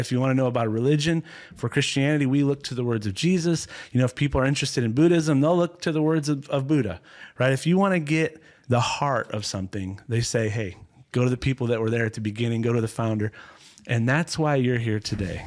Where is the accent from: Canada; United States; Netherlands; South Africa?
United States; Ohio; I grew up in Ohio, not quite as cold as, as Minnesota